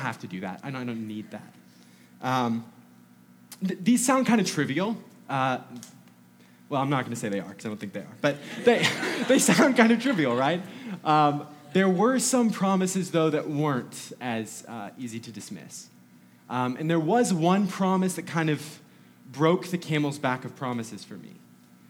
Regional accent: North Georgia, United States; I grew up in North Georgia

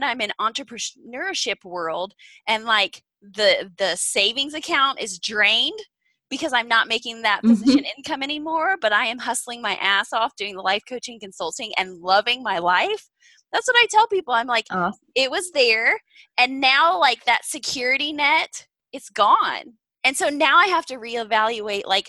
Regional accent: Indiana, United States; moved away as an adult; also born or lived in Kansas City; I grew up in Indiana in the Midwest

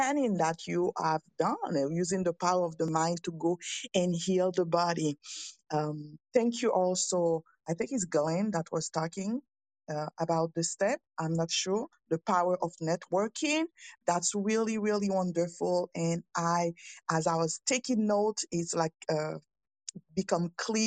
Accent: Haiti; English is a second language; now in Quebec, Canada; I'm in Canada and I'm a French speaker. I'm from Haiti.

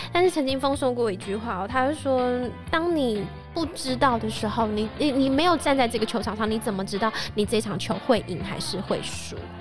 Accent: Taoyuan, Taiwan; first language Hakka; 我其实啊，在桃园，就是土生土长的桃园人

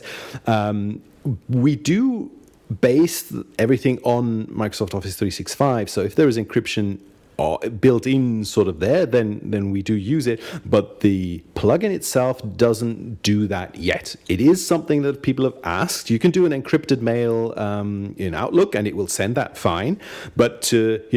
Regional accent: Austria; also born or lived in Munich, Germany; I'm half British and half German, actually, not Austrian. But I grew up in Austria

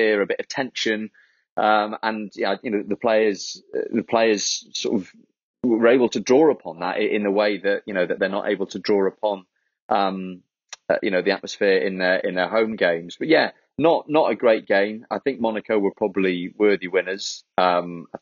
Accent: Wales, United Kingdom; as a Welshman, as a Wales fan

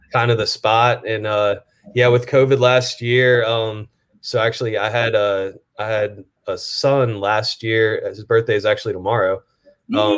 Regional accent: Atlanta, Georgia, United States; moved away as an adult; also born or lived in Buffalo, New York; now in New Orleans, United States; I was born in Buffalo. Um, we moved out of Buffalo when I was probably, I don't know, five or six years old to Atlanta. Um, grew up in Atlanta

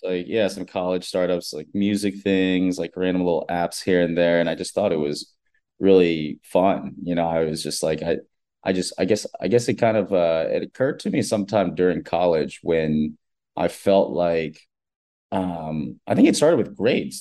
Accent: United States; I was born and raised in America, like first generation

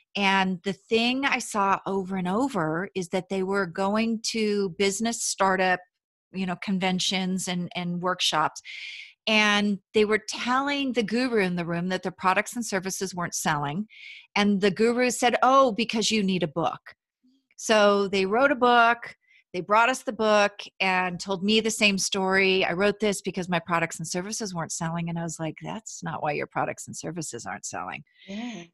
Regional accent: Paso Robles, California, United States; moved away as an adult; also born or lived in San Luis Obispo, California / Los Angeles, California; I actually grew up in Central California, Paso Robles, California

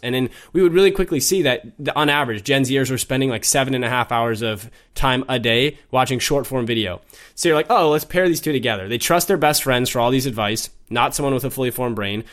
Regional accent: Minnesota, United States; moved away as an adult; also born or lived in London; I was born and raised in Minnesota

